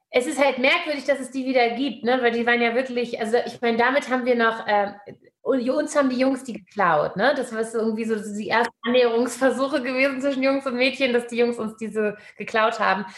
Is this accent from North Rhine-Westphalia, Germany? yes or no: no; Hamburg, Germany; Ich bin in Hamburg geboren